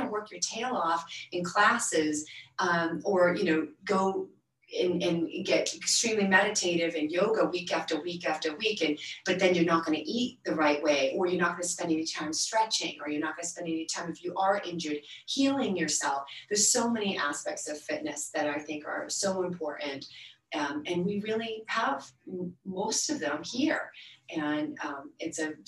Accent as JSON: {"language": "English", "region": "Maine", "country": "United States", "tie": "born or raised there", "moved": "yes", "said": "I grew up in Maine"}